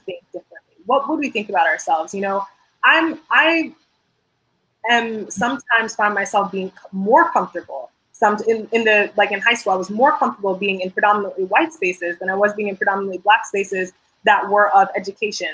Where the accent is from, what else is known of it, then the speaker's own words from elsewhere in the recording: Georgia, United States; majority of my life, I grew up in Georgia